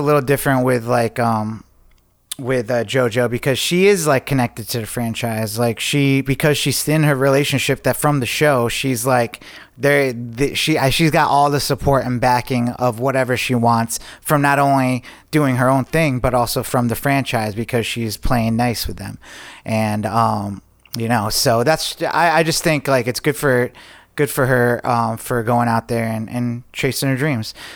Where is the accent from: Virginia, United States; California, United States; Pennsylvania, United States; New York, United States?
New York, United States; Lake George; moved away; I just got back from Lake George, New York. Um, I went up there with my girlfriend and um, introduced her to my hometown